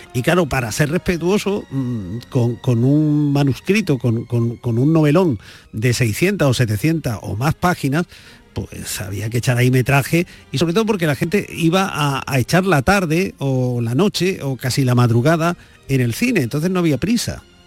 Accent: Vicálvaro, Community of Madrid, Spain; mi padre que estuvo haciendo la mili en Vicálvaro, de donde yo soy

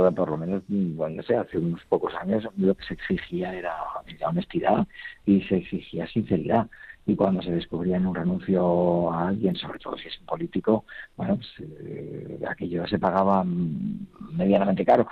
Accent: Logroño, La Rioja, Spain; moved away; en mi tierra, ¿no? donde nací, en Logroño. Y bueno, allí hay tantas, hay otras connotaciones ya familiares y bueno, la referencia desde que era niño

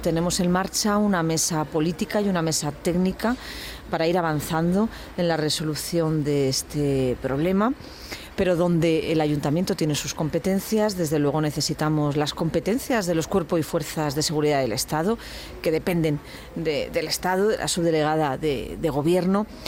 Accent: Granada, Andalusia, Spain; somos muchos los granadinos

